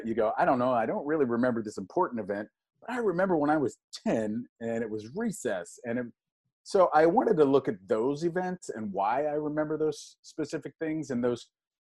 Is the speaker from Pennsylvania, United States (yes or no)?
yes; Pittsburgh, Pennsylvania, United States; moved away as an adult; I was raised in Pittsburgh, Pennsylvania